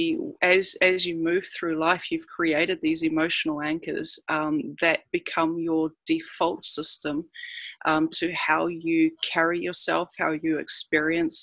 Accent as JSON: {"language": "English", "country": "New Zealand", "moved": "as an adult", "lives_now": "Cairns, Australia", "said": "I'm a New Zealander who has been living in Cairns for 9 years now"}